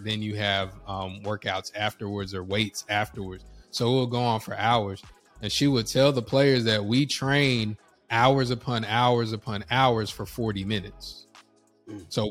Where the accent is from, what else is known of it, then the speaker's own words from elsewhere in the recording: North Carolina, United States; I'm from North Carolina